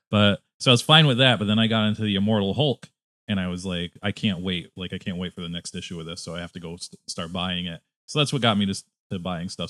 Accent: Connecticut, United States; also born or lived in upstate New York / New York City; now in Chicago, United States; I'm originally from Connecticut, and then I lived in upstate New York, and then I lived in, uh, downstate

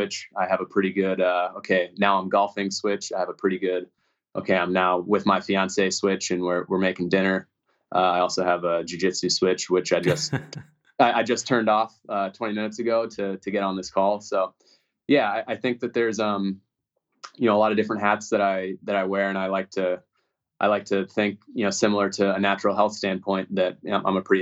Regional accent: Newton, Massachusetts, United States; moved away; I grew up in Newton, Mass.

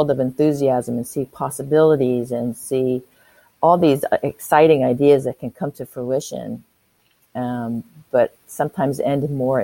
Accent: San Francisco, California, United States; moved away as an adult; now in Auckland, New Zealand; I live in Auckland, New Zealand. I'm an expat from San Francisco, California

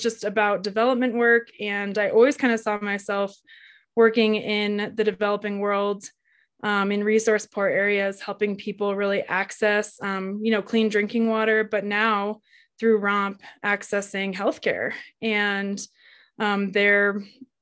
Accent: Colorado, United States; I was born and raised in Colorado, and I live here now in a little ski town, Winter Park

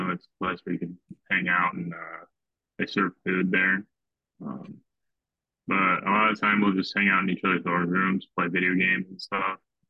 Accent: Morton, Illinois, United States; it's right in between Morton and Eureka, where I grew up

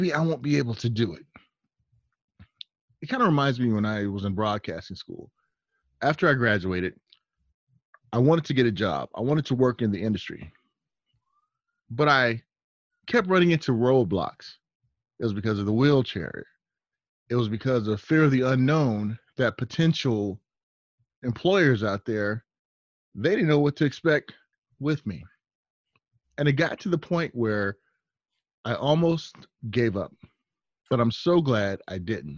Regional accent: Long Beach, California, United States; I'm from the West Coast. I'm from Long Beach, Compton area

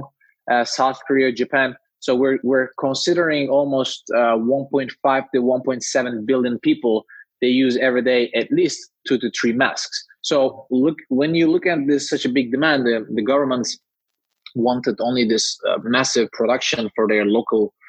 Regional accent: Istanbul, Turkey; moved away; I'm originally from Turkey, Istanbul

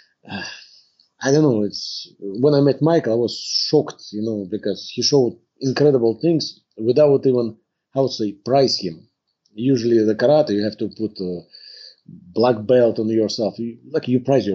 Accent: Tver, Tver Oblast, Russia; moved away as an adult; now in Canada; I'm from Russia. Born in Russia and the city is Tver.

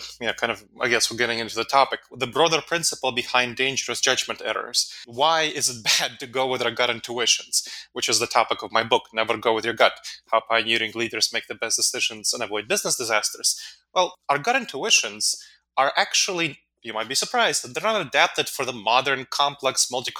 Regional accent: New York City, New York, United States; And I grew up in New York City, so it wasn't as bad in New York

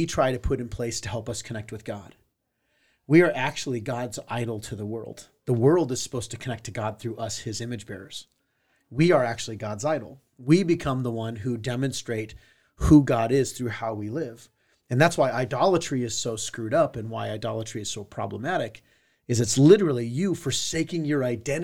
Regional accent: Southern California, United States; I grew up in Southern California.

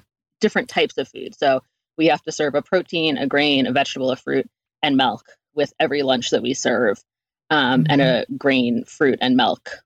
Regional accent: East Coast, United States; moved away; also born or lived in New York City; I'm from the East Coast originally, and lived in New York City and did that for a number of years.

